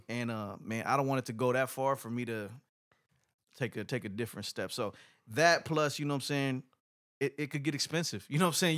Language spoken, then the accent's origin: English; Inglewood, California, United States; English is a second language; Los Angeles, man, growing up as a kid, I grew up in Inglewood, right?